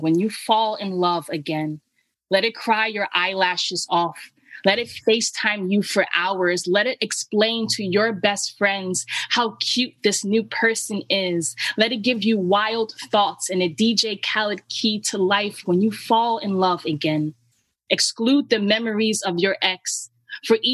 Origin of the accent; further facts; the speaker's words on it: New York City, New York, United States; I'm from the Bronx, New York